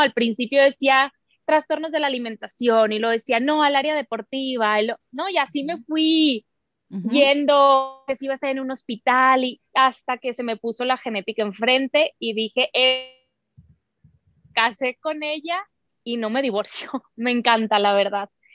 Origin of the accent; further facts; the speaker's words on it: Sonora, Mexico; nosotros como buenas sonorenses